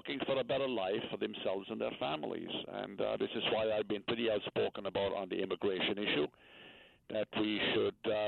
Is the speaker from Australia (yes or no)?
no; Limerick, Munster, Ireland; now in New York, United States; I was born in Limerick on the western part of the county in a rural farming area. And I grew up in an old thatched cottage